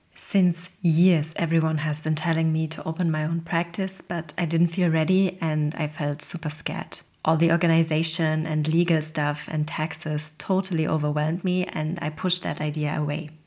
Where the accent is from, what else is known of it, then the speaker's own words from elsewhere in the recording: Germany; I come from a very humble Polish immigrant family and I grew up in Germany.